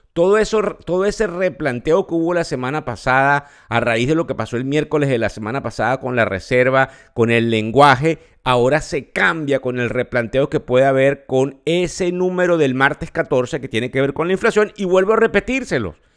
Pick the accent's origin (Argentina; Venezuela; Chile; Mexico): Venezuela; now in United States; El país donde yo nací, Venezuela